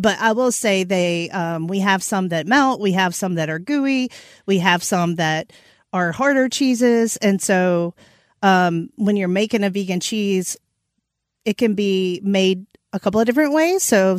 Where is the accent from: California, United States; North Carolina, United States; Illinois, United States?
North Carolina, United States; So I'm from Eastern North Carolina.